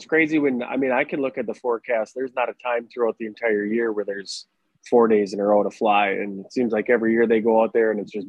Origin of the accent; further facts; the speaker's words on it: Midwest, United States; I'm from the Midwest